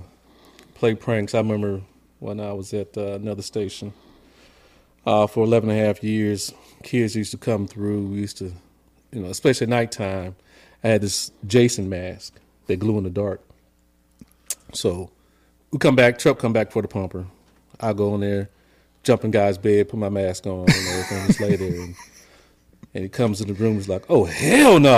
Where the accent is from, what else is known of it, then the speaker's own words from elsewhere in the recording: San Diego, California, United States; moved away as an adult; also born or lived in the Midwest; I'm from San Diego, born and raised